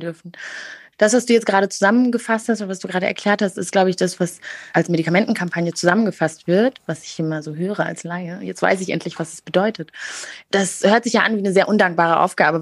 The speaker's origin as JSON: {"language": "German", "country": "Germany", "said": "als Deutsche"}